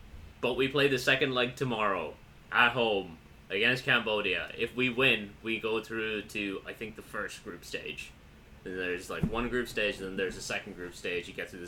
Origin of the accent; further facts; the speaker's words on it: Pakistan; My grandparents were born in British India. Yeah. That doesn't mean I'm not Pakistani.